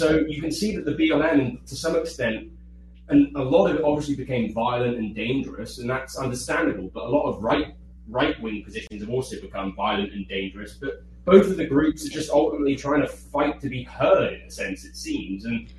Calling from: Taiwan

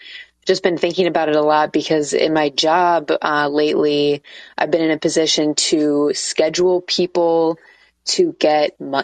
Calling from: Portland, Oregon, United States; Yeah, I'm calling from Portland, Oregon.

